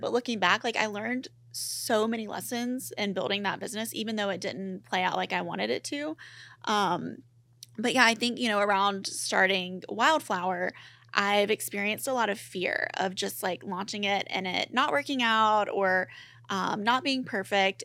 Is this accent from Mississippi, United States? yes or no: yes; Mississippi, United States; moved away; I grew up in Mississippi